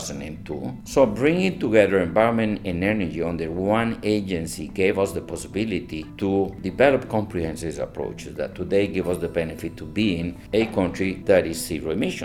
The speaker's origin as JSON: {"language": "English", "country": "Costa Rica", "said": "somebody asked me, where are you from? And I said, Costa Rica."}